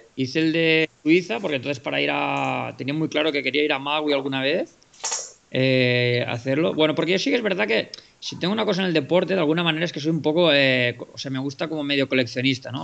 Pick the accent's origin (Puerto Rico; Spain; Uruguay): Spain; estoy siendo español